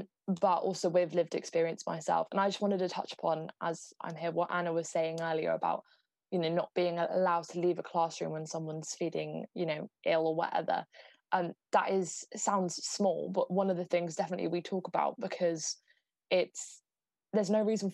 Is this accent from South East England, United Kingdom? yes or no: yes; Southampton, South East England, United Kingdom; I'm from Southampton